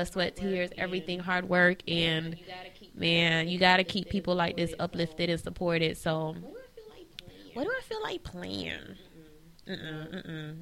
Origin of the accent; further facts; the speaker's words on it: New Orleans, Louisiana, United States; I grew up in New Orleans